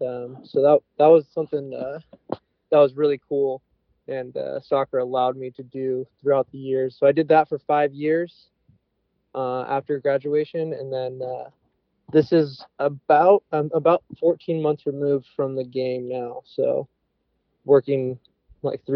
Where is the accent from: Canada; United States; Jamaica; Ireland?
United States; Pacific Northwest; born and raised in the Pacific Northwest